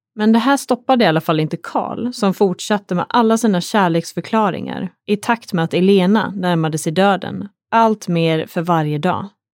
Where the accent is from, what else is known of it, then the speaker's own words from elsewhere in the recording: Sweden; här hemma i Sverige